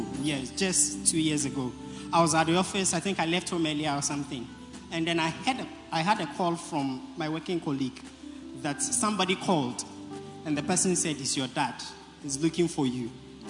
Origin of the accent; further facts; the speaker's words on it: Accra, Greater Accra, Ghana; I am from British Accra constituency. And I'm a center leader for Jamestown.